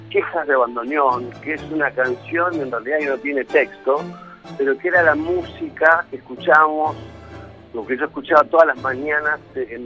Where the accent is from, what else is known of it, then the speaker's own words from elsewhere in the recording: Argentina; eh, soy eh, un artista, como decía Chico que soy, pero yo soy un artista argentino en realidad.